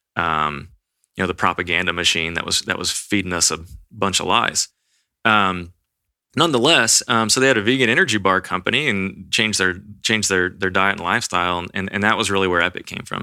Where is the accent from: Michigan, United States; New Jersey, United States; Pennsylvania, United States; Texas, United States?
Texas, United States; Austin; I grew up here in Austin, Texas.